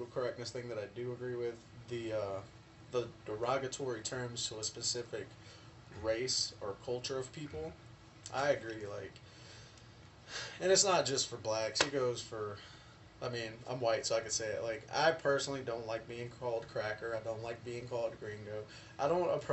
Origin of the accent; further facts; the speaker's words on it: the South, United States; Being born and raised in the South